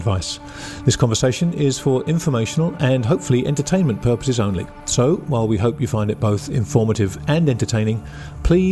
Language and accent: English; England, United Kingdom; I'm English.